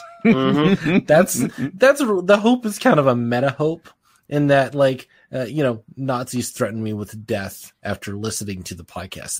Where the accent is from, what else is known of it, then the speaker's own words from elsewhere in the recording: United States; As an American